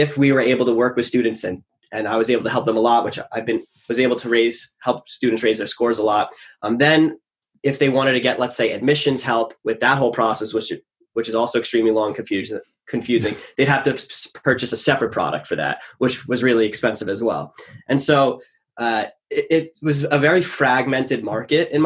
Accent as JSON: {"language": "English", "area": "Long Island", "region": "New York", "country": "United States", "tie": "born or raised there", "said": "So I grew up on Long Island, New York."}